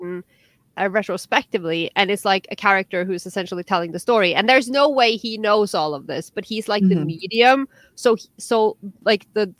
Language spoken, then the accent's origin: English; Norway; English is a second language